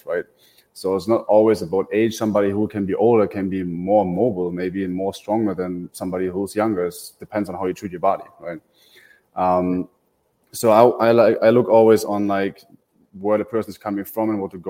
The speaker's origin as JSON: {"language": "English", "country": "Germany", "moved": "as an adult", "lives_now": "Tampa, United States", "said": "I come from Germany, so I moved to the Tampa Bay area 2.5 years ago"}